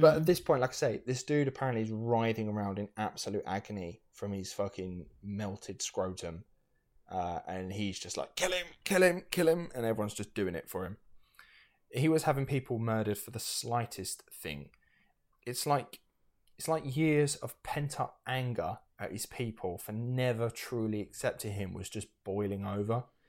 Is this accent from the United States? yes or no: no; United Kingdom; we are British